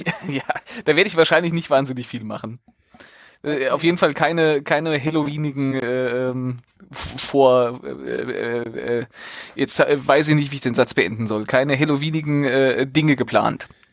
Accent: Central Hesse, Germany; ich komme ja aus Mittelhessen und nicht aus dem, aus dem Frankfurter Raum

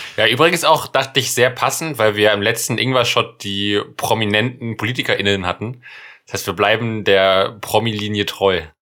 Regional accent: Germany; als Deutscher

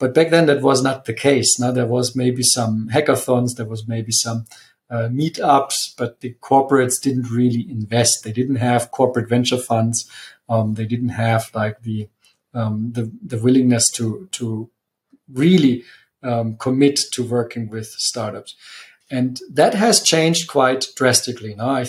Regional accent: Munich, Bavaria, Germany; also born or lived in Italy; Yes, I am from Munich and I'm also back in Munich. I have spent a bit of time away. So I've been 5 years in Italy

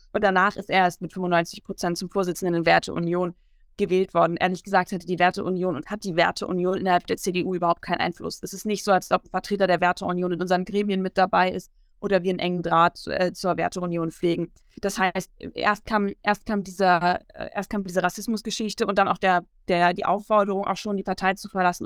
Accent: Bremen, Germany; Ich komme aus der Stadt Bremen

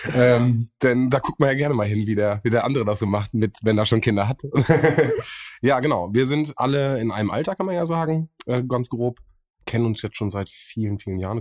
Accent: Bielefeld, North Rhine-Westphalia, Germany; ich komme aus Sennestadt gebürtig, also aufgewachsen bin ich in Sennestadt

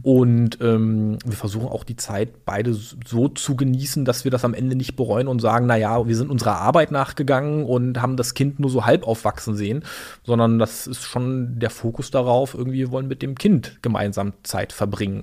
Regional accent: Berlin, Germany; born or raised there; also born or lived in Chemnitz / Greifswald

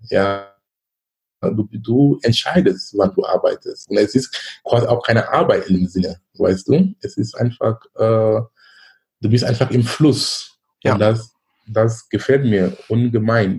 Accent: Cameroon; moved away as an adult; now in Germany; Ich komme gebürtig aus Kamerun. Ich lebe in Deutschland seit fast 20 Jahren.

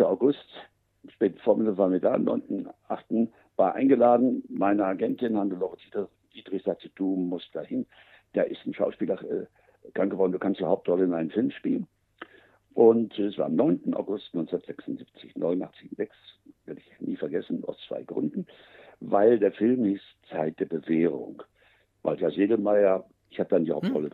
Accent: Münster, North Rhine-Westphalia, Germany; moved away as an adult; also born or lived in Luxembourg; das Gebiet, wo ich groß geworden bin in Münster-Westfalen

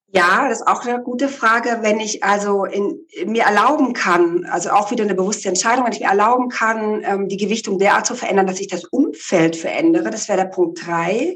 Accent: the Ländle, Baden-Württemberg, Germany; moved away; also born or lived in Hamburg / Berlin; Ganz ursprünglich komme ich ja aus dem Ländle von einem kleinen Bauernhof.

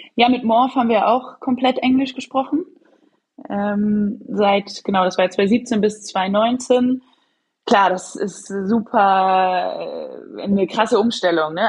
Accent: Leverkusen, North Rhine-Westphalia, Germany; now in Hamburg, Germany; ich bin gerade tatsächlich in Nordrhein-Westfalen, in Leverkusen

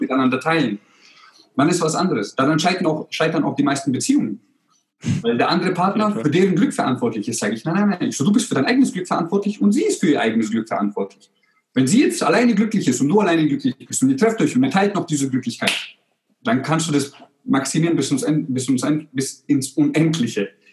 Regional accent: Germany; also born or lived in Croatia; ich bin ja in Kroatien geboren und wir sind, ich bin damals während dem Krieg geboren. Und wir sind dann 91, ich war 13 Monate alt, sind wir dann nach Deutschland gekommen.

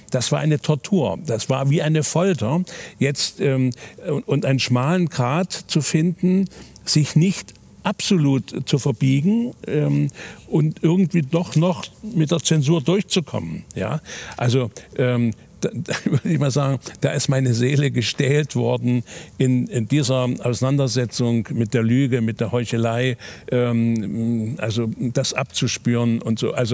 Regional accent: Germany; Ich bin in der DDR aufgewachsen.

